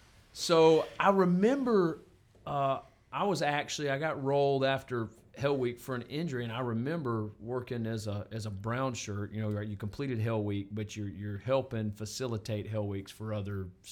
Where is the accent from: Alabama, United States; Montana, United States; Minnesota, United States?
Montana, United States; I'm from Montana